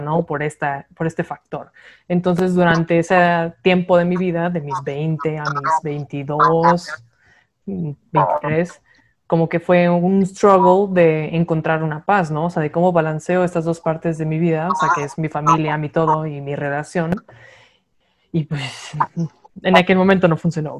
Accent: Monterrey, Nuevo León, Mexico; moved away; Pues yéndonos back a Monterrey, yo soy regia

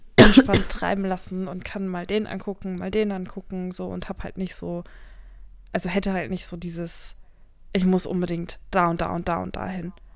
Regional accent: North Rhine-Westphalia, Germany; wir in NRW, ich komme ja aus NRW

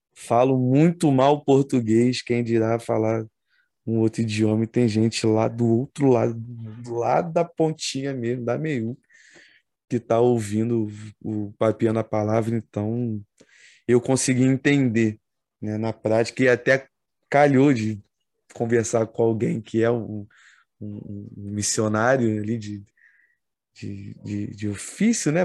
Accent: Brazil; como brasileiro

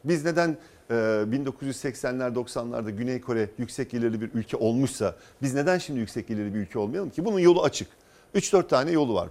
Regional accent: İzmir, Turkey; ben İzmirliyim.

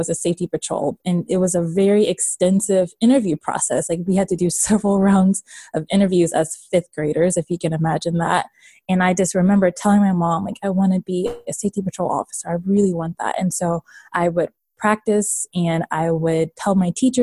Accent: Washington, District of Columbia, United States; moved away as an adult; also born or lived in Baltimore, Maryland; now in Raleigh, United States; I am from Baltimore, Maryland, and I grew up in the DC area.

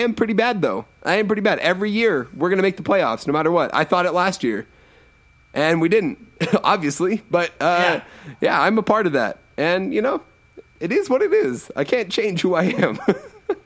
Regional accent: Northern California, United States; I grew up in Northern California

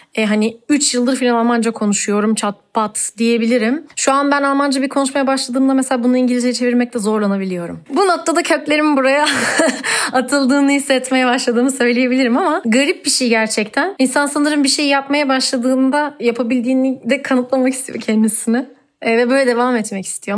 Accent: İzmir, Turkey; moved away as an adult; also born or lived in Istanbul / Artvin; now in Berlin, Germany; İzmir doğup büyüdüğüm hayatımın aslında 17 yılını verdiğim bir yer olduğu için lokal olduğum bir yer

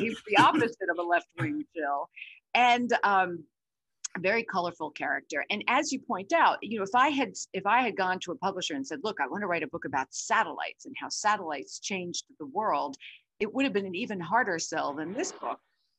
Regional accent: Brooklyn, New York, United States; but I did start my career as a teenager growing up in Brooklyn at CNN in its second year.

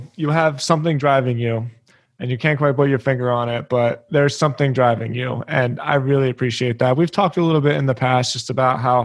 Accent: Philadelphia, Pennsylvania, United States; I grew up in Philly

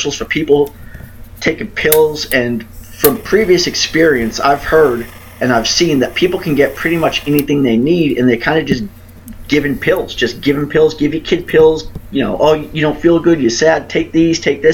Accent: Boston, Massachusetts, United States; moved away; I grew up in Southie

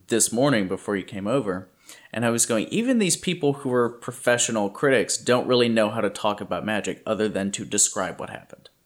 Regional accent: Louisiana, United States; now in California, United States; I grew up in Louisiana, and I had forgotten what humidity like this feels like

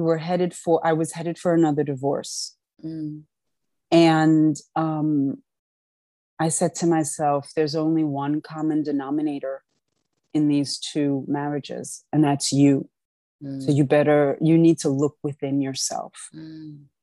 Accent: New York, United States; also born or lived in Paris; my parents were in New York and I'm a New Yorker

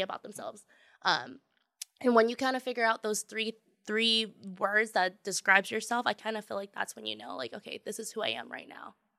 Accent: Tacoma, Washington, United States; now in Seattle, United States; I grew up in Tacoma in the South, and it was very, very diverse

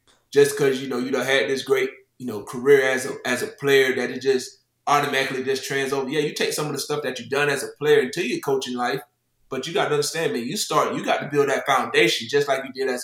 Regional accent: Lake Butler, Florida, United States; moved away as an adult; also born or lived in Buffalo, New York; now in South Carolina, United States; Buffalo is very similar to my hometown in Florida, Lake Butler.

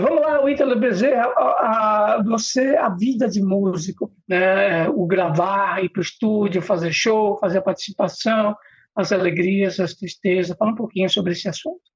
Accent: São Paulo, Brazil; nasci no Ipiranga

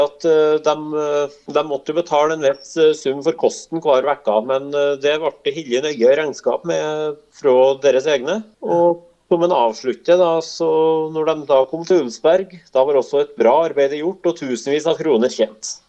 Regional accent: near Lofjorden in Åsenfjorden, Trøndelag, Norway; Da er vi ikke så langt unna der jeg er fra

